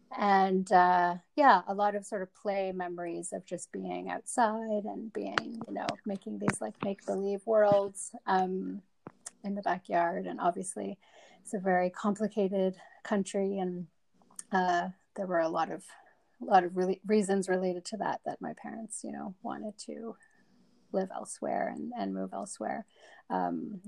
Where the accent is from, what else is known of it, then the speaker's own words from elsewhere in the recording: Canada; also born or lived in Johannesburg, South Africa; I was born in Johannesburg, South Africa, and we immigrated to Canada when I was about 7.